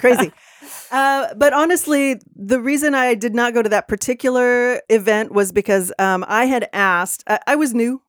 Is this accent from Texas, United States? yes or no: yes; Texas, United States; now in Seattle, United States; I'm from Texas originally.